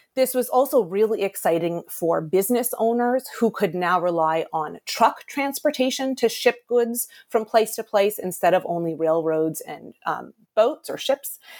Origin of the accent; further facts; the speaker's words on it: Boston, Massachusetts, United States; I'm from Boston originally